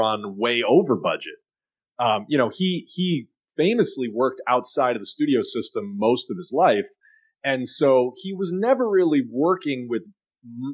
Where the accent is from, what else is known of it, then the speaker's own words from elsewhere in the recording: Chicago, Illinois, United States; I was a kid from Chicago